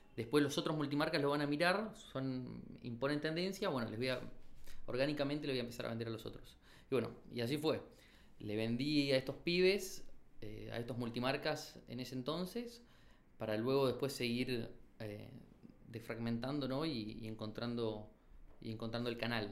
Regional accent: Chaco, Argentina; moved away as an adult; now in Buenos Aires, Argentina; Yo soy del Chaco, vine a estudiar arquitectura a Buenos Aires

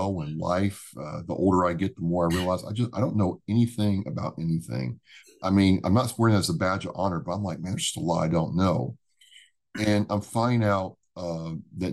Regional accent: Illinois, United States; I grew up in Illinois

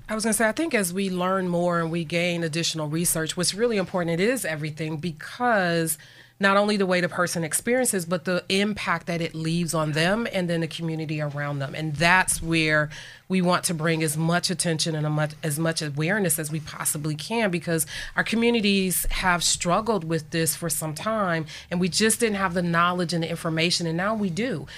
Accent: Buffalo, New York, United States; moved away as an adult; now in Erie, United States; I grew up in Buffalo, New York

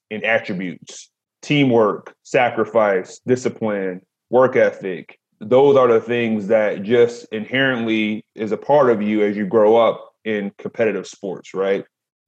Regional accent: Detroit, Michigan, United States; I'm from Detroit

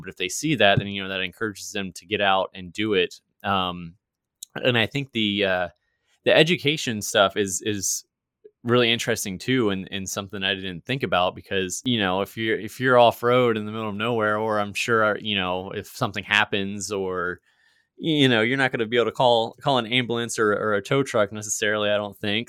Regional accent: Virginia, United States; moved away; I'm actually originally from Virginia, not West Virginia

